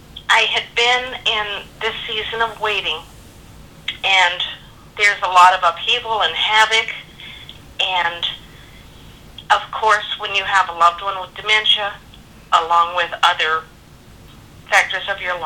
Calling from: California, United States; I'm calling from California.

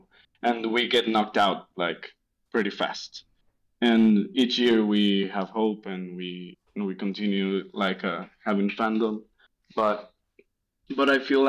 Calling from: Monterrey, Nuevo León, Mexico; English is a second language; I'm calling from Monterrey, Mexico.

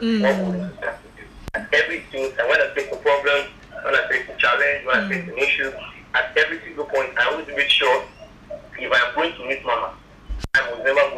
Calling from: Lagos, Nigeria; I'm calling from Lagos.

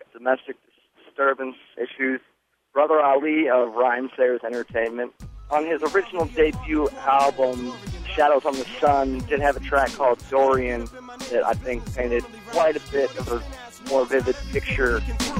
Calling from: Glen Ellyn, Illinois, United States; calling from Glen Ellen.

